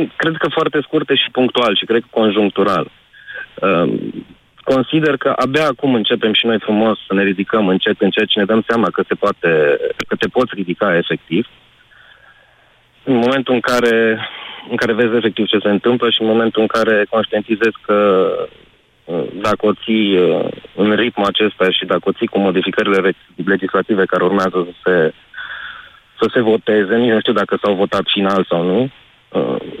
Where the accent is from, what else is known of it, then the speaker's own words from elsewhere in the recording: Romania; Suntem români